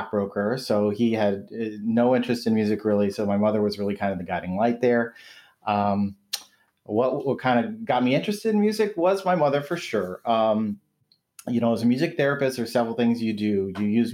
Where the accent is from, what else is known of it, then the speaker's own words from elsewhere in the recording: Waterloo, Iowa, United States; now in Michigan, United States; I grew up in Waterloo, Iowa